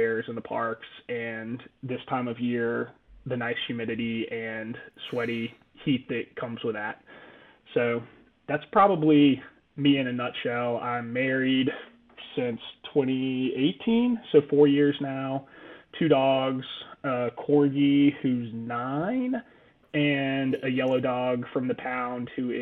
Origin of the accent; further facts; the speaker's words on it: North Carolina, United States; moved away as an adult; also born or lived in Atlanta, Georgia; now in Savannah, United States; I grew up in North Carolina and then went to NC State for civil engineering